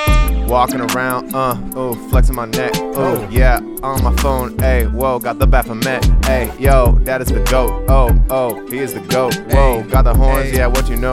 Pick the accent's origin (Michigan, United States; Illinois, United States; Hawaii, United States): Hawaii, United States; moved away; I was born and raised in, born and raised in Hawaii.